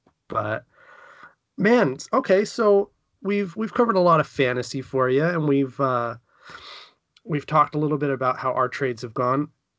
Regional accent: San Francisco, California, United States; moved away; growing up in San Francisco

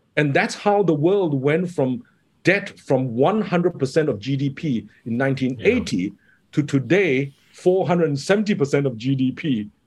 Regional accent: Kota Kinabalu, Sabah, Malaysia; moved away; also born or lived in United Kingdom / Hong Kong; I grew up in Sabah

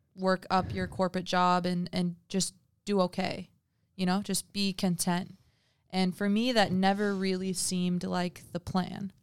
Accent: adults from Missouri, Midwest, United States; moved away; growing up in the Midwest

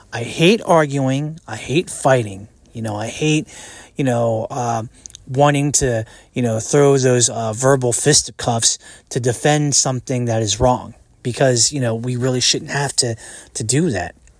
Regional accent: United States; I'm an American, 'cause I was born and raised in the United States of America.

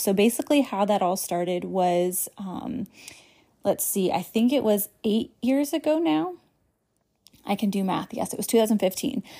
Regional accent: New England, United States; I was born and raised in New England

